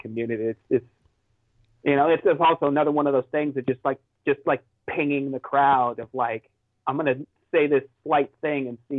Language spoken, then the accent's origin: English; California, United States; also born or lived in Washington; I was born in Washington, lived a year up there as a child, and then, California